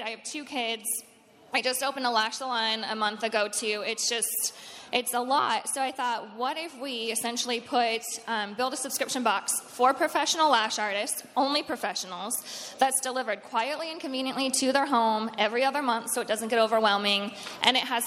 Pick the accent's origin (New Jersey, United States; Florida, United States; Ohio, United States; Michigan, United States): Ohio, United States; Cleveland; moved away as an adult; now in Nashville, United States; I'm from Cleveland, Ohio